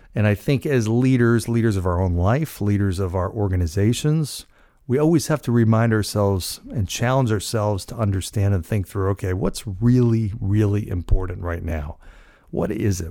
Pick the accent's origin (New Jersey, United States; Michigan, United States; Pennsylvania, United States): New Jersey, United States; Cranford; moved away; my hometown of Cranford, New Jersey, where I, where I grew up, spent most of my life